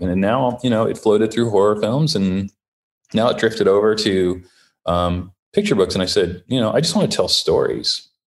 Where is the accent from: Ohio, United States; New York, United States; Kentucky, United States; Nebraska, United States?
Ohio, United States; now in Los Angeles, United States; I'm the youngest of six, and I grew up in Ohio